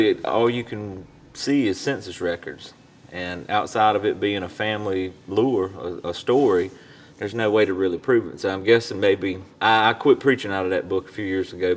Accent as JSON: {"language": "English", "town": "Ayden", "region": "North Carolina", "country": "United States", "said": "where we're from. And to most people, there's probably nothing special about Eastern North Carolina, but it's home"}